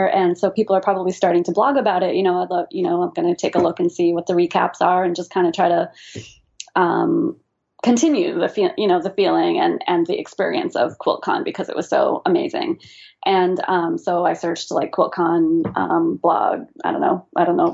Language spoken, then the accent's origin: English; New England, United States; we're from New England